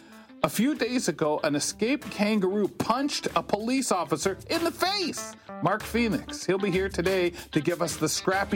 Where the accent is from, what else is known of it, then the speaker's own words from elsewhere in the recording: London, Ontario, Canada; being in little old London, Ontario